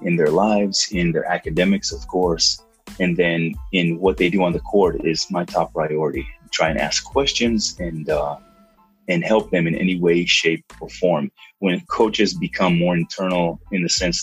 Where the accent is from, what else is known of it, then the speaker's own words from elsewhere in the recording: Israel; moved away as an adult; now in United States; I grew up in Israel